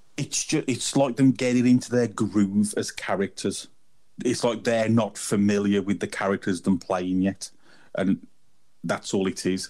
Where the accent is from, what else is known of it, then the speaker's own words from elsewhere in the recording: England, United Kingdom; I'm a heathen from England.